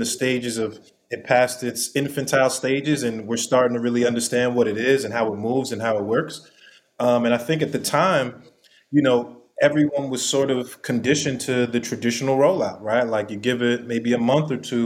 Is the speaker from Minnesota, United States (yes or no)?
no; New York City, New York, United States; I'm from New York City. I'm a New York City kid